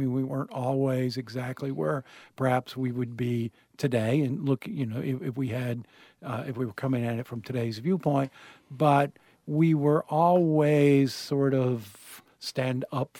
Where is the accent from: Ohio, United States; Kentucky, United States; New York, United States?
Kentucky, United States; Burkesville; born there